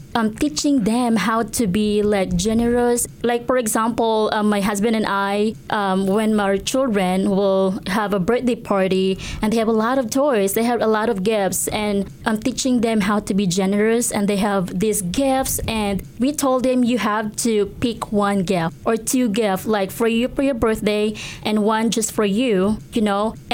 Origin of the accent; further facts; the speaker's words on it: Cebu City, Central Visayas, Philippines; moved away as an adult; now in Alaska, United States; I grew up in Cebu City.